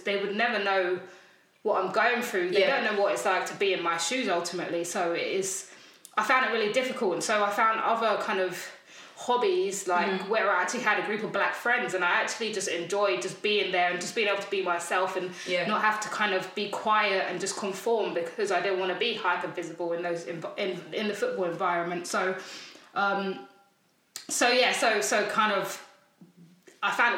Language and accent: English; London, United Kingdom; I'm growing up in South London.